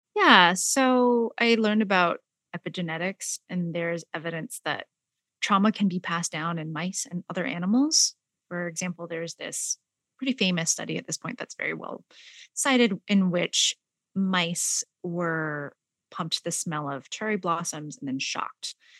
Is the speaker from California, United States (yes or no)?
yes; San Jose, California, United States; also born or lived in Malaysia; I am an immigrant from Malaysia. I grew up in San Jose, California